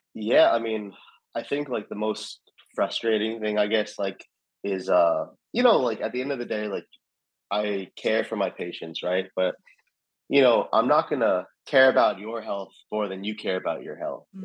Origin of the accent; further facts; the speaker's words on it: Alpharetta, Georgia, United States; also born or lived in New York; growing up in Alpharetta